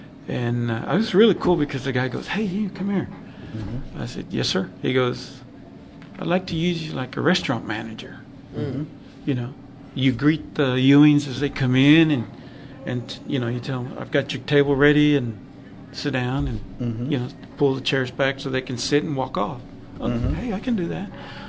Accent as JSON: {"language": "English", "region": "Texas", "country": "United States", "tie": "born or raised there", "said": "We were about 20 miles south of Lubbock."}